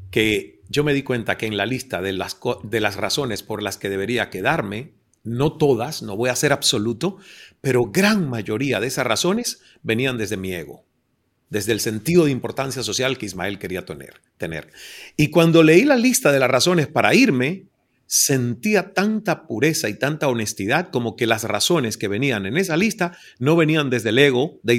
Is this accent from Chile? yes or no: no; Cuba; soy el hijo cubano bastardo de una oh relación extramarital de Deepak con mi madre.